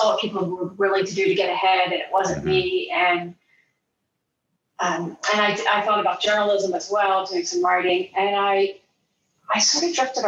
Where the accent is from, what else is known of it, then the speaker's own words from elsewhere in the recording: area of WSSC, Pennsylvania, United States; moved away as an adult; also born or lived in Poconos, Pennsylvania / Cook Islands; now in New Zealand; I grew up, I actually went to WSSC